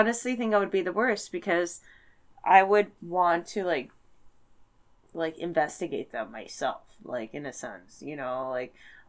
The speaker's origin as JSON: {"language": "English", "region": "Midwest", "country": "United States", "also_born_or_lived": "Detroit / Chicago", "said": "It's the Midwest. And I'm a Midwesterner."}